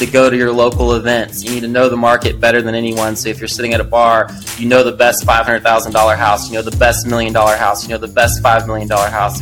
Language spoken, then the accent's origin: English; Destin, Florida, United States; moved away as an adult; also born or lived in Arkansas; now in Colorado, United States; I left Destin, Florida. I grew up in the Gulf Coast.